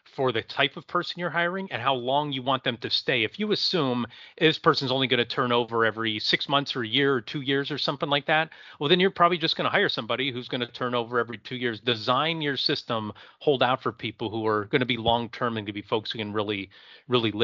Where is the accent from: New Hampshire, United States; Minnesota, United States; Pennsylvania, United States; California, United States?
Pennsylvania, United States; Erie; I'm from Erie, Pennsylvania